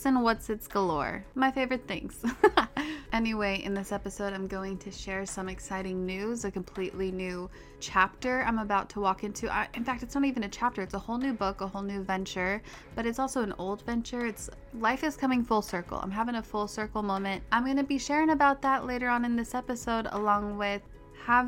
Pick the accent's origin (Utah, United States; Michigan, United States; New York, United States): Utah, United States; Park City; I grew up in Park City, Utah